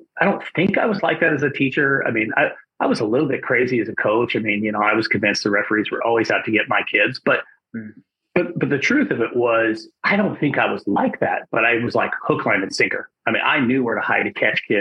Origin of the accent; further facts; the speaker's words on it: Wyoming, United States; a good sized high school in my home state of Wyoming